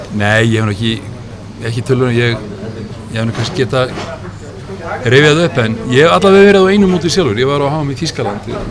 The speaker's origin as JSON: {"language": "Icelandic", "country": "Iceland", "said": "hvaðan ég var og sáðan frá Íslandi"}